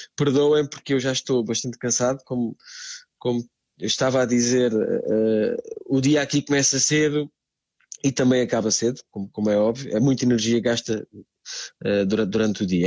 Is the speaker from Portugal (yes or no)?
yes; Montemor-o-Novo, Alentejo, Portugal; moved away as an adult; also born or lived in Lisbon; now in Branca, Portugal; eu sou, sou alentejano. Uh, passei toda a minha infância uh, no Alentejo, numa cidade chamada Monte, de, Montemor Novo.